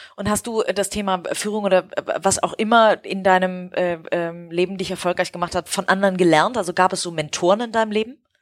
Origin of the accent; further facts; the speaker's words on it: Hamburg, Germany; als Hamburgerin